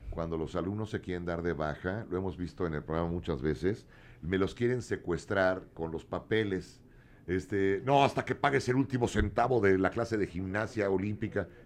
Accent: Acapulco, Guerrero, Mexico; moved away; yo estudio fisioterapia, salí de Acapulco Guerrero para tener oportunidades y actualmente trabajo y estudio la Unitec Bermaza.

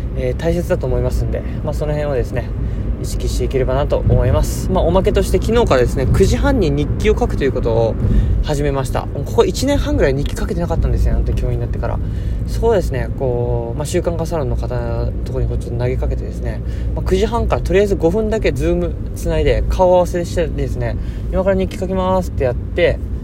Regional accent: Okayama, Japan; now in Goto, Japan; 気温だけ見ると、僕の実家の方が、あのー、零度とか、氷点下マイナス一、二度行ってたんで、気温だけだと、やっぱうん、岡山の方が寒かったな

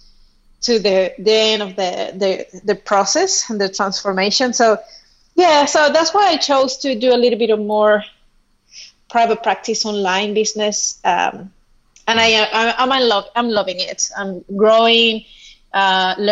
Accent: Venezuela; moved away as an adult; now in Australia; I am originally from Venezuela. And then I moved here 6 years ago to Australia

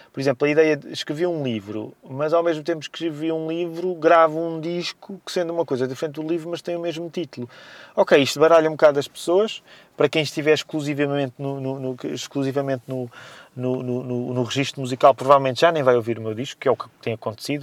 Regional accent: Amadora, Lisbon, Portugal; o bairro Janeiro, onde cresci na Amadora

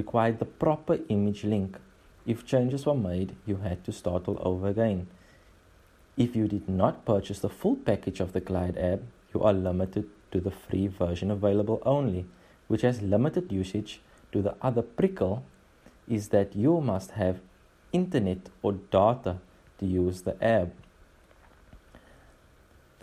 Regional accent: Port Elizabeth, Eastern Cape, South Africa; I am from the Eastern Cape, Port Elizabeth, Kubera.

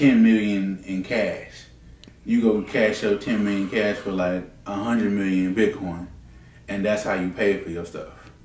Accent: United States; we're American

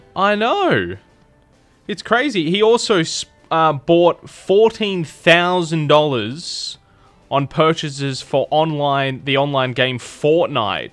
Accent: Adelaide, South Australia, Australia; moved away as an adult; also born or lived in Tamworth; I was from Adelaide.

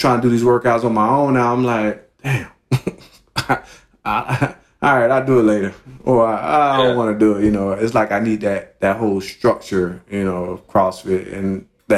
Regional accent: Miami, Florida, United States; I grew up in Miami, Coconut Grove to be more specific

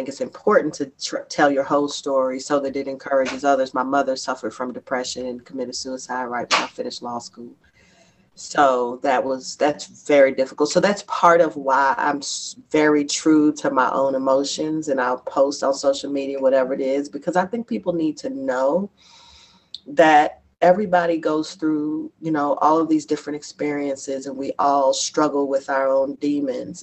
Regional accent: Lexington, Kentucky, United States; also born or lived in Bronx, New York / Durham, North Carolina; now in Louisville, United States; I grew up, I went to school for a long time in Lexington

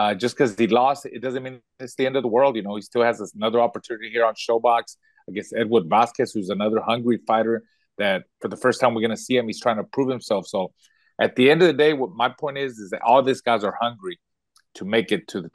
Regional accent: Villahermosa, Tamaulipas, Mexico; I was born in Mexico. I was born in Villahermoso, Tamaulipas

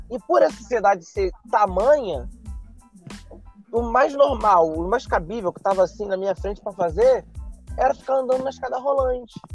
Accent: Rio de Janeiro, Brazil; Ela era de São Gonçalo e eu sou do Rio, né? Eu, eu moro no Rio atualmente.

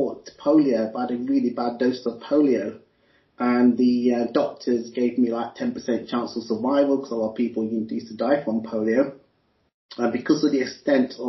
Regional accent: Leicester, East Midlands, United Kingdom; I'm actually quartered in the UK, in Leicester, because I was born in Leicester.

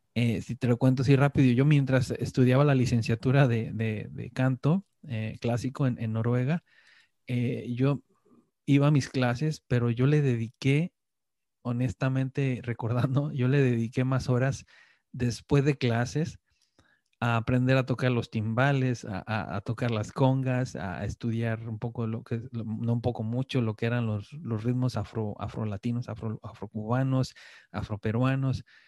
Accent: Mexico; moved away as an adult; now in Norway

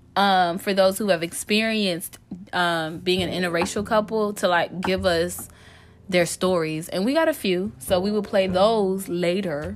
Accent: United States; also born or lived in Africa (birthplace, country unnamed); I was raised in America

